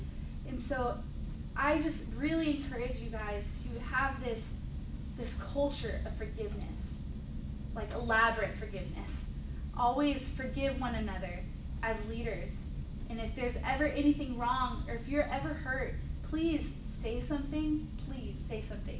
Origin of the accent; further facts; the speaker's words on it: Texas, United States; I'm from Texas